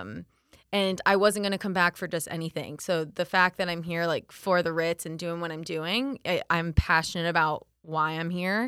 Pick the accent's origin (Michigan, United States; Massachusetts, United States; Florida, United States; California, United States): Florida, United States; Winter Haven; also born or lived in Orlando; I grew up in Winter Haven